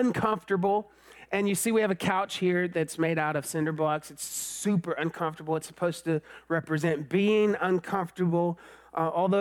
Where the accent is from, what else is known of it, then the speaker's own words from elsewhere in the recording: Georgetown, Texas, United States; I was born in this place, you may have heard of it, called Georgetown, Texas